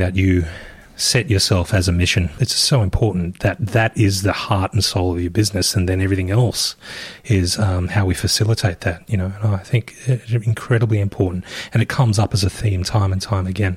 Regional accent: Sydney, New South Wales, Australia; I'm from Erskineville in Sydney and close to Newtown.

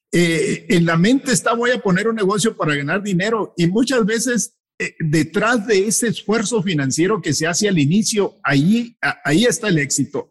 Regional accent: Mexico; orgullosos de ser mexicanos

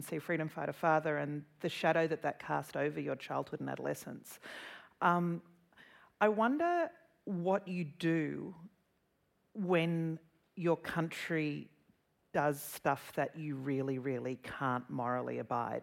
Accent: Australia; as an Australian

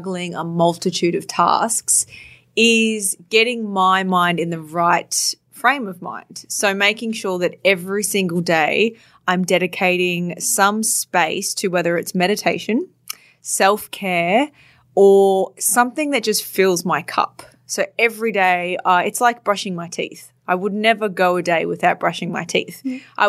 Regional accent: Townsville, Queensland, Australia; I grew up in Townsville in North Queensland

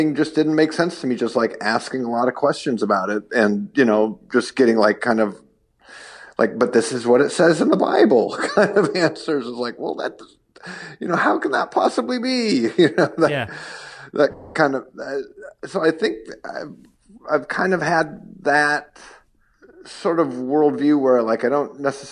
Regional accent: Kirkland, Washington, United States; I grew up in Kirkland, which is like a suburb of Seattle

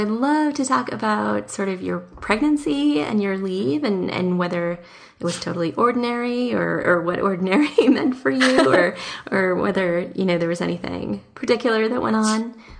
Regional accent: Boston, Massachusetts, United States; I'm from Boston.

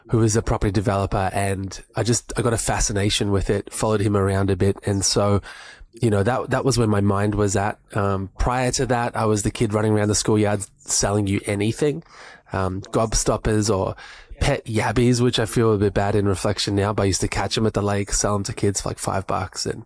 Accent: Melbourne, Victoria, Australia; moved away as an adult; now in Sunshine Coast, Australia; I grew up in Melbourne

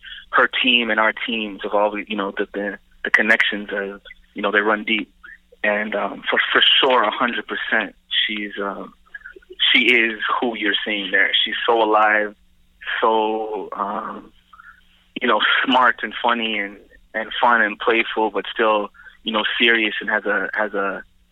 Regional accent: Toronto, Ontario, Canada; our areas in Scarborough that, I came up

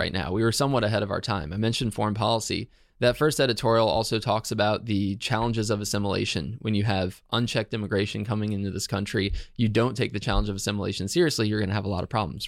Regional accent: Herndon, Virginia, United States; so I'm from Herndon, Virginia.

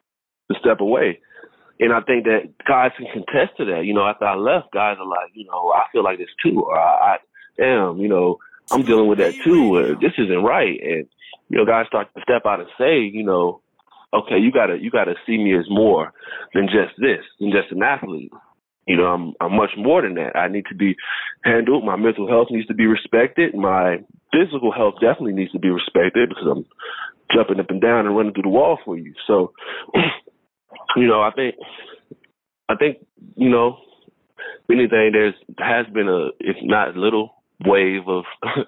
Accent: Florida, United States; I come from Florida where it's a melting pot

